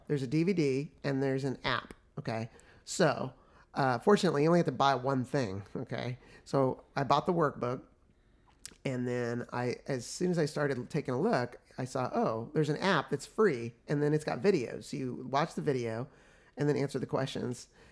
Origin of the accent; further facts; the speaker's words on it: Oklahoma City, Oklahoma, United States; also born or lived in San Francisco, California; by the time I'm one, they move to Oklahoma City, Oklahoma, where actually both sides of my family are from originally, but my mom grew up in Oklahoma. So as I grew up there